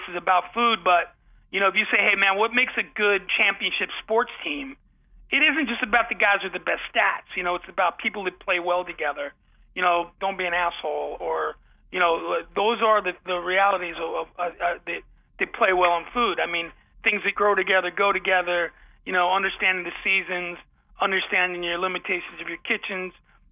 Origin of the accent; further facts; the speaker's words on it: Ossining, New York, United States; also born or lived in Bronx, New York; where I grew up I was born in the Bronx, and then we moved to the small town, Ossining, New York, just up the beautiful Hudson River.